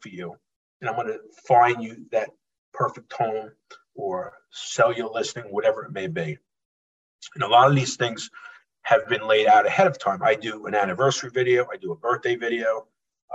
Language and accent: English; Holbrook, New York, United States; born and raised in Holbrook, Suffolk County.